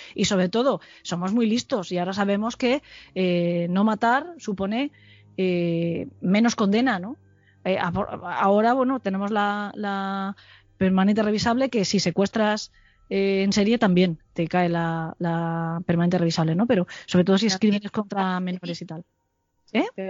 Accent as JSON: {"language": "Spanish", "town": "Alicante", "region": "Valencian Community", "country": "Spain", "also_born_or_lived": "Salamanca", "moved": "as an adult", "said": "yo soy de Alicante y estudié en Salamanca"}